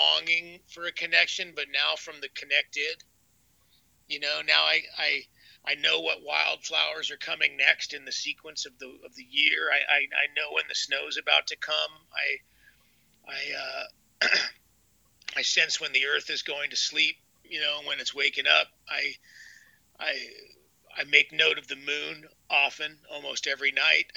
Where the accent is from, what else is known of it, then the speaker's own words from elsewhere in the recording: Bay Area, California, United States; growing up in the Bay Area